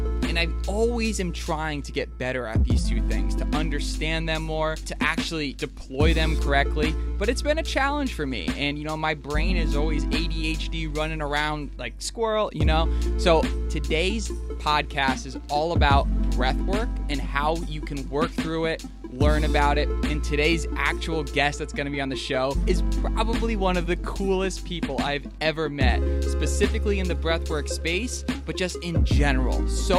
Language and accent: English; Philadelphia, Pennsylvania, United States; I grew up in Philly with a highly attuned bullshit meter, so I was skeptical.